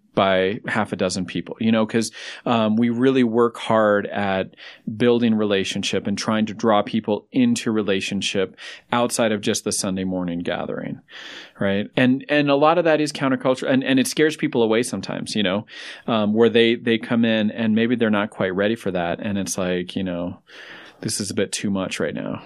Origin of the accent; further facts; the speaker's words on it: Denver, Colorado, United States; I grew up here in Denver, so my family's here as well.